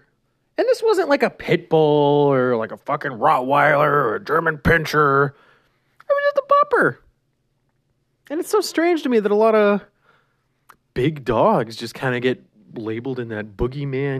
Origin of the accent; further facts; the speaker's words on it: Claresholm, Alberta, Canada; growing up in Claire's home